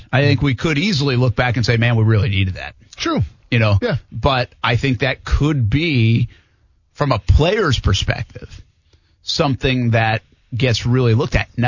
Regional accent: Albany, New York, United States; moved away as an adult; I come from Albany, New York, you know, 12 years ago. And when I left, they were doing camp in, in Albany.

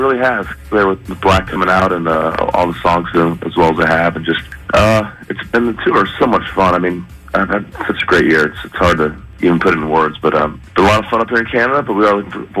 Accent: Arizona, United States; I'm big from Arizona

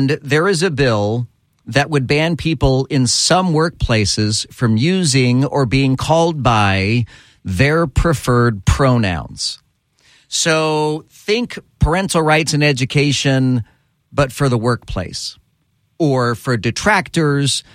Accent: Texas, United States; growing up in Texas

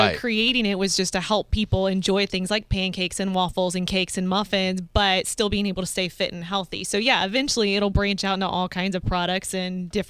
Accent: Tampa, Florida, United States; Yeah, I'm from Tampa. Yeah, so born and raised Tampa.

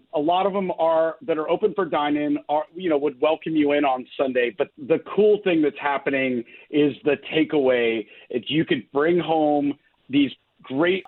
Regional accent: Marietta, Georgia, United States; I grew up in Marietta

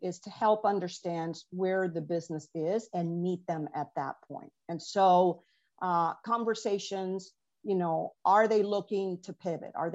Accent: Venezuela; moved away; I'm an immigrant from Venezuela

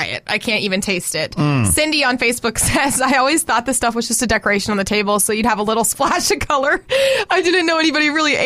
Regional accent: the South, United States; I've been here since I was 3

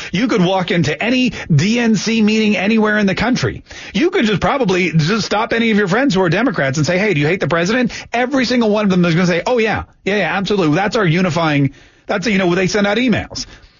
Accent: Canada; born there; a lot of you know I was born in Canada

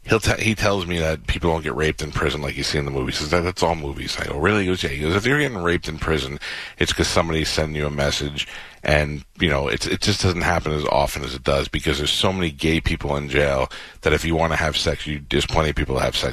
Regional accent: New York City, New York, United States; moved away; I grew up in Staten Island from until I was 18.

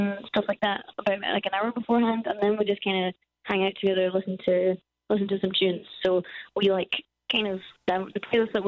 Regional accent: Scotland, United Kingdom; we're Scottish, so we're used to terrible weather.

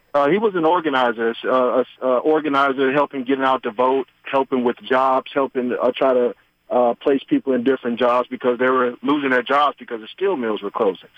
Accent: Chicago, Illinois, United States; now in Atlanta, United States; I'm originally from Chicago

